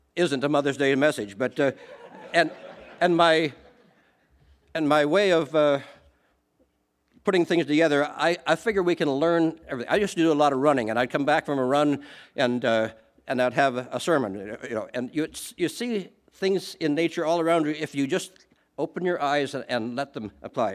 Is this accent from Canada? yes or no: yes; Canada; I am Canadian